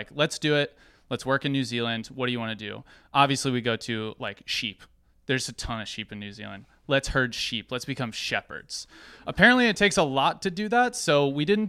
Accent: Norcross, Georgia, United States; I'm from Norcross, Georgia. I'm from Atlanta. I'm a city boy.

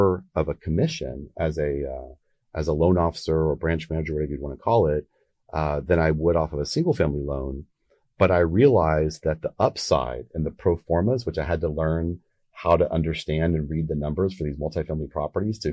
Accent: Texas, United States; I'm from Texas

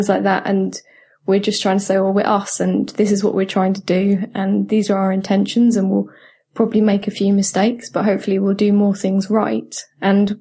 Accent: United Kingdom; I'm so British

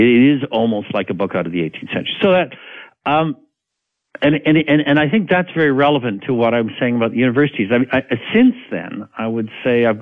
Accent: Canada; I'm a Canadian.

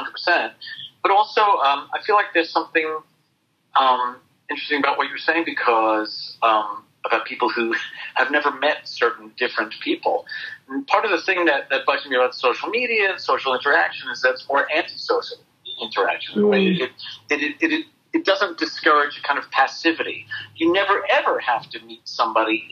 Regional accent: New York City, New York, United States; a white Jewish, skinny white, pimply Jewish kid growing up in Queens

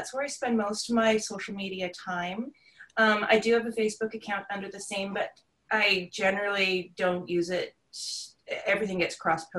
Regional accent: Comox Valley, British Columbia, Canada; I grew up in the Comox Valley.

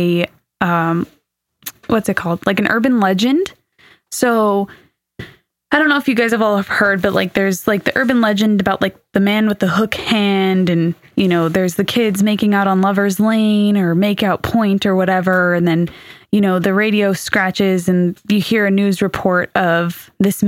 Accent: California, United States; accent: California; my California accent

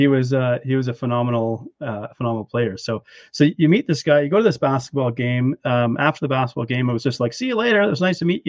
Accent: Canada; I am Canadian, and so I'm born

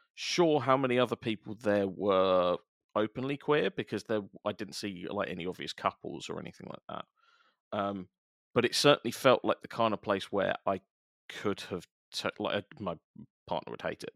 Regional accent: London, United Kingdom; I grew up in South East London as well

